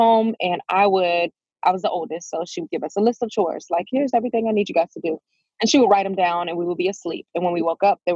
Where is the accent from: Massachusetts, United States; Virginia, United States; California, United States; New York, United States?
Virginia, United States; Fredericksburg; I am currently in Fredericksburg, Virginia. This is where I was born and raised